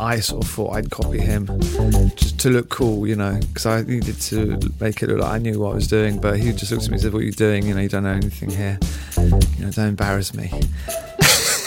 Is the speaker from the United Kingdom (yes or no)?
yes; London, United Kingdom; I grew up in London as a sort of French boy whose parents happened to be living here. My dad's Swiss, my mum's French, and they sent me to the French Lycée